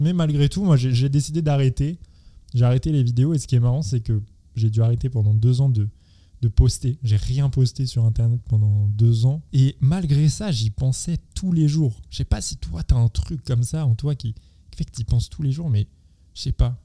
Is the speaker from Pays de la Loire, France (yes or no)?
no; Seine-et-Marne, Île-de-France, France; je viens du, de, de Seine-et-Marne